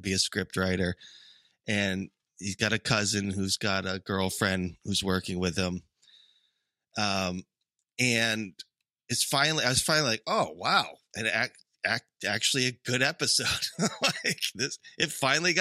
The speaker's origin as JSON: {"language": "English", "country": "United Kingdom", "tie": "born or raised there", "said": "growing up in Britain"}